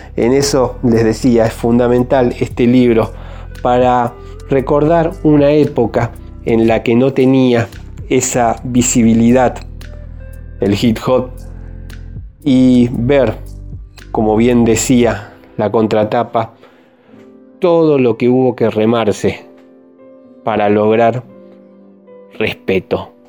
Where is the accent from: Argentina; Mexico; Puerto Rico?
Argentina